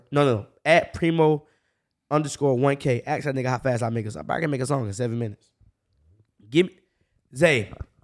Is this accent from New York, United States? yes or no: no; Jacksonville, Florida, United States; I'm from the north side. I grew up on 1917